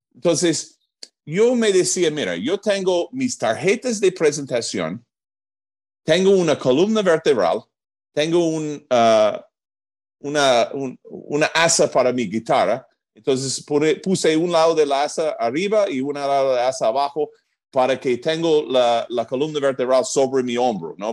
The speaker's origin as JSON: {"language": "Spanish", "region": "New Jersey", "country": "United States", "also_born_or_lived": "Atlanta, Georgia", "first_language": "English", "second_language": "Spanish", "moved": "as an adult", "lives_now": "Peru", "said": "Yo soy de Nueva Jersey, en los Estados Unidos"}